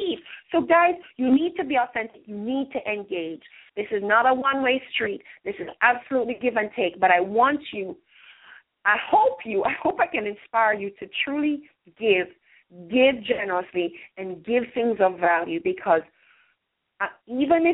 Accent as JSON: {"language": "English", "country": "Jamaica", "tie": "born or raised there", "moved": "yes", "lives_now": "United States", "said": "we're from Jamaica"}